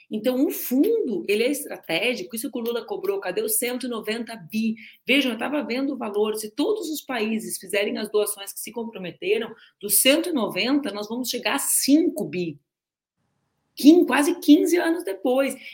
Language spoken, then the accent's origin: Portuguese; Rio Grande, Rio Grande do Sul, Brazil; Eu também cresci em Rio Grande, é mais um ponto em comum nosso, comendo moeda, moeda de queijo e bomba na confeitaria Hollywood.